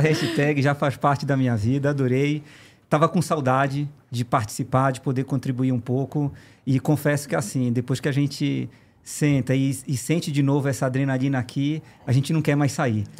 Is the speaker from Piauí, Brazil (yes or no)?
no; Pará, Brazil; moved away as an adult; also born or lived in Belém; now in São Paulo, Brazil; eu não sou daqui, eu sou do Pará